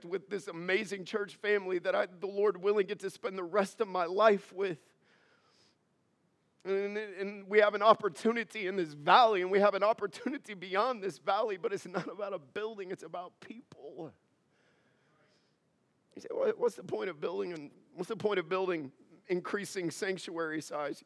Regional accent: United States; As an American

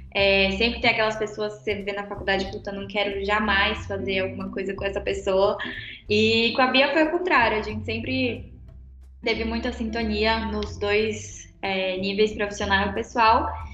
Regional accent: São Paulo, Brazil; moved away as an adult; now in Brasília, Brazil; eu venho de São Paulo também, só que São Paulo capital, então eu vim para Brasília no finalzinho de 2012, quase na virada do ano, já para faculdade.

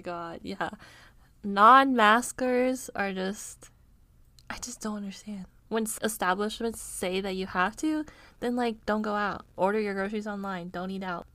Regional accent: United States; being an American

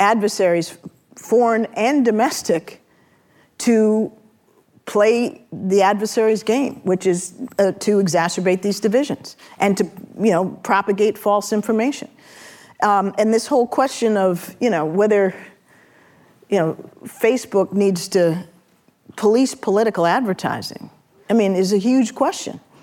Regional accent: San Francisco, California, United States; I'm also from San Francisco

